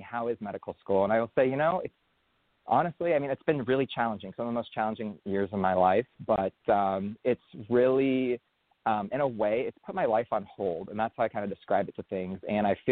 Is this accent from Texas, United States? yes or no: no; San Francisco Bay Area, California, United States; I grew up in the San Francisco Bay Area.